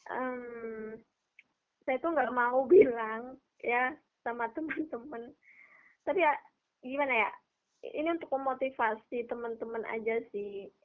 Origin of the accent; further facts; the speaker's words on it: East Java, Indonesia; saya dari Jawa Timur nanti harus ke Jakarta buat uh, dari Jakarta ke Budapest